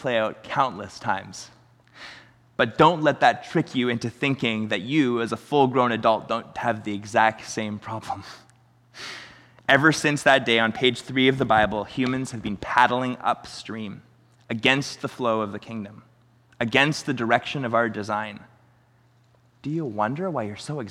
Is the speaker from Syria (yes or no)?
no; Chilliwack, British Columbia, Canada; we're from Chilliwack